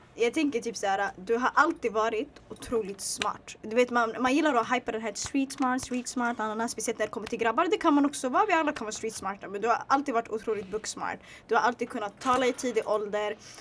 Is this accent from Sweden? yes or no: yes; Sweden; also born or lived in Bredäng; jag är född i Sverige